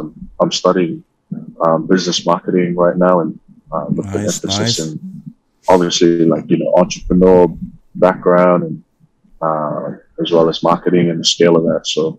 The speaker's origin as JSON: {"language": "English", "region": "Auckland", "country": "New Zealand", "tie": "born or raised there", "also_born_or_lived": "Philippines", "moved": "as an adult", "lives_now": "Hawaii, United States", "said": "I was just like every other kid growing up in Auckland, went to schools"}